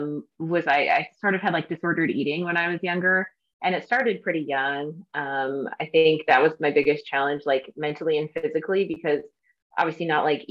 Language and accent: English; Northwestern Wisconsin, United States; also born or lived in Peoria, Illinois; now in Orange County, California, United States; I grew up in Northwestern Wisconsin